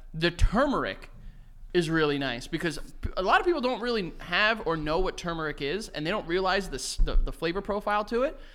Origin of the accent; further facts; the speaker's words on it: United States; I am American, but I am also of Colombian, Greek, and Egyptian descent